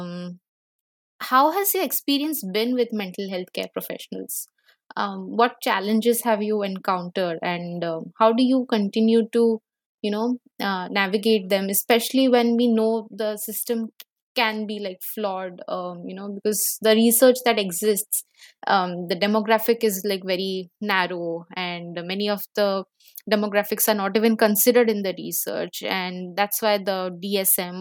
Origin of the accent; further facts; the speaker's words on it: Bhubaneswar, Odisha, India; I come from Bhubaneswar.